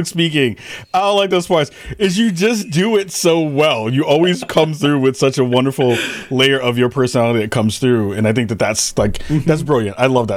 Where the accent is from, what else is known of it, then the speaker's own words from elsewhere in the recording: Portland, Oregon, United States; I'm from Portland